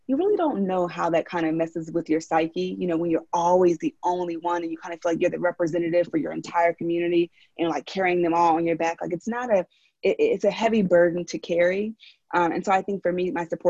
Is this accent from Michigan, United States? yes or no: no; Philadelphia, Pennsylvania, United States; accent: Philly; now in San Francisco, United States; from Philly. And so sometimes my little Philly accent comes out